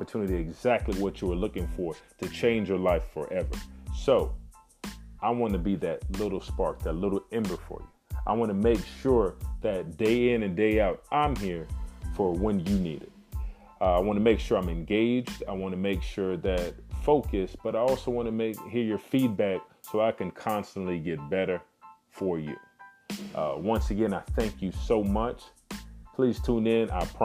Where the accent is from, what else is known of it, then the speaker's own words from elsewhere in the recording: Miami, Florida, United States; born and raised in Miami, Florida.